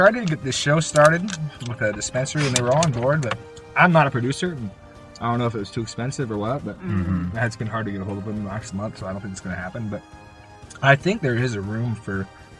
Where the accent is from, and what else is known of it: Blackfoot, Idaho, United States; born or raised there